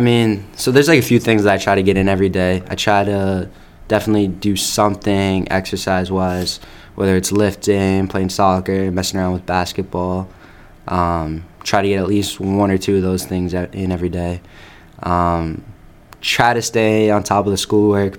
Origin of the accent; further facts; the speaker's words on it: Upton, Massachusetts, United States; also born or lived in Cayman Islands; I grew up in Upton, Mass, my whole life.